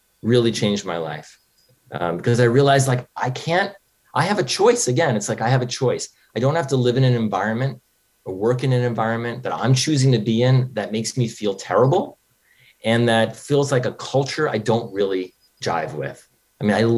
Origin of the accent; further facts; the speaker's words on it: New York, United States; moved away as an adult; also born or lived in Los Angeles; I grew up in New York, and I drove out